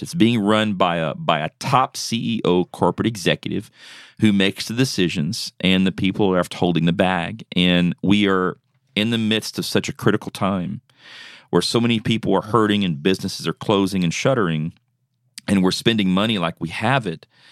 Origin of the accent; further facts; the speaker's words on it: South Louisiana, United States; moved away as an adult; now in Tennessee, United States; I'm originally from, uh, South Louisiana